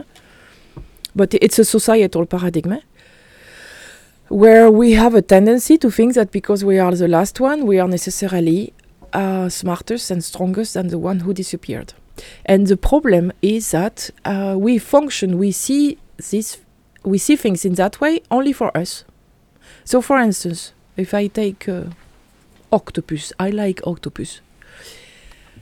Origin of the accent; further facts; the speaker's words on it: France; I'm French, I'm from Europe.